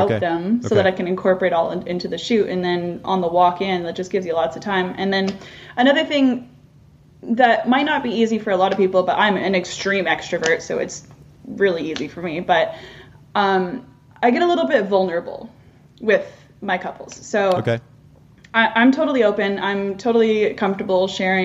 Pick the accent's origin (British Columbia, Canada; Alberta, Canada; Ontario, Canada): British Columbia, Canada; near Whistler; I'm First Nations from, as I mentioned earlier, from near Whistler